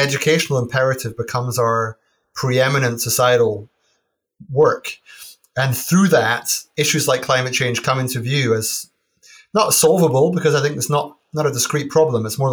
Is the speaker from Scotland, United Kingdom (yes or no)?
yes; Aberdeen, Scotland, United Kingdom; I grew up in Aberdeen